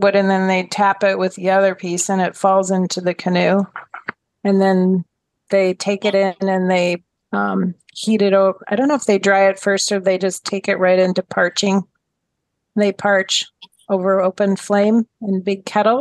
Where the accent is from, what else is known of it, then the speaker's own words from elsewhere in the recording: Minnesota, United States; I'm from Minnesota. So we ate a lot of wild rice at our table when I was growing up